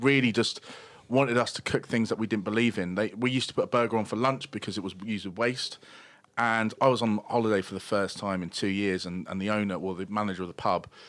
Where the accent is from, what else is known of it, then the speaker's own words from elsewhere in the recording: Brighton, South East England, United Kingdom; also born or lived in London; I moved back to my hometown of Brighton